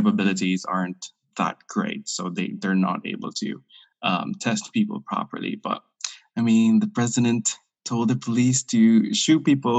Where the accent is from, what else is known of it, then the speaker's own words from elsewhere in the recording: Philippines; moved away as an adult; now in London, United Kingdom; I am from the Philippines, and I've moved to the UK 5 years ago. So I'm originally from the Philippines, and I've been living here in the UK for 5 years now.